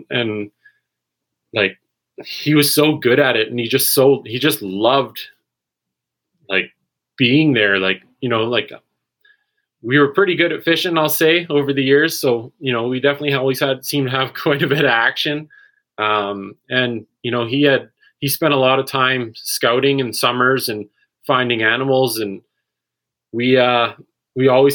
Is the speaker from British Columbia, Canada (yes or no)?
yes; Maple Ridge, British Columbia, Canada; Grew up in Maple Ridge and kind of lived all over the province over the past 10 years